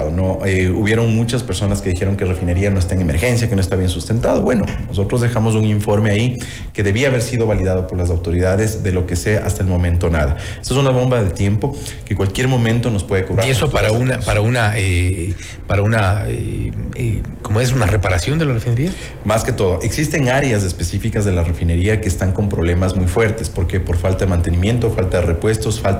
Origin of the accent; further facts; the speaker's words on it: Ecuador; Y eso realmente como ecuatoriano yo